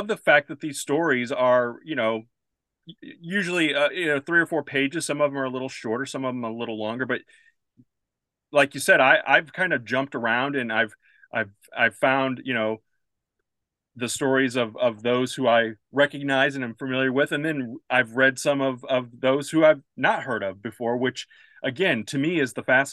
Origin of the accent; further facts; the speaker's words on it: St. Louis, Missouri, United States; now in Southern Illinois, United States; I grew up in St. Louis